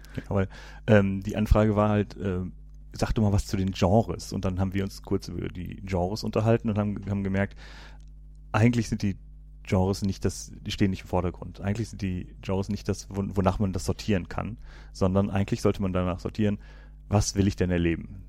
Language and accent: German; Cologne, North Rhine-Westphalia, Germany; ich komme ja hier aus Köln